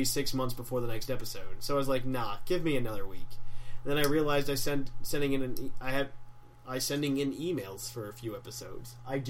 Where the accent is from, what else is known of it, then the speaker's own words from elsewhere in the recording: Tennessee, United States; I'm from Tennessee.